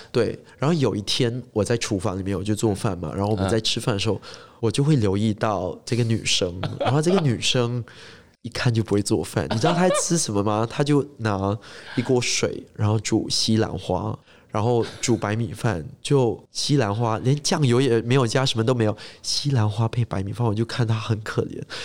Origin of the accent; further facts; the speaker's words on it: Singapore; first language English; Chinese is a second language; moved away as an adult; now in London, United Kingdom; 因为我是新加坡就是城市长大的嘛